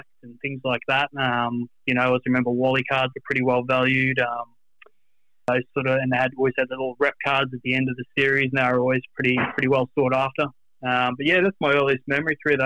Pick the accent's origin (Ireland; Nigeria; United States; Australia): Australia; Brisbane, Queensland; I'm based in Brisbane born and bred my whole life